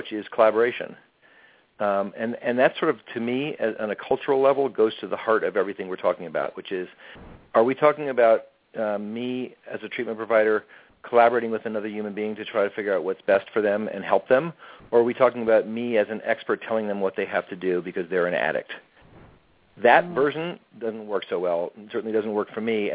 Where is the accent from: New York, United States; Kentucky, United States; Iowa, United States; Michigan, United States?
New York, United States; also born or lived in California / Oregon; now in New York City, United States; I grew up in New York State, not in New York City. But I lived in California and Oregon for a long time